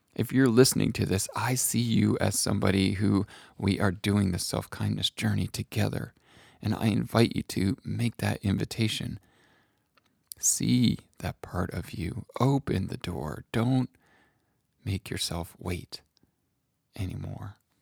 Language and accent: English; New England, United States; a white man growing up in New England